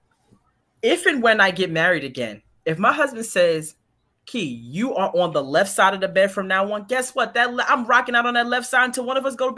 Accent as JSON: {"language": "English", "town": "New York City", "region": "New York", "country": "United States", "said": "I'm from Brooklyn."}